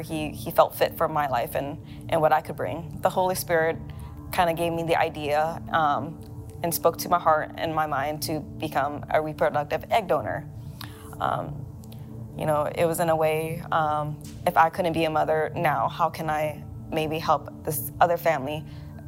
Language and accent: English; Thailand; moved away; also born or lived in Laos; I was born in Thailand, but my family are from Laos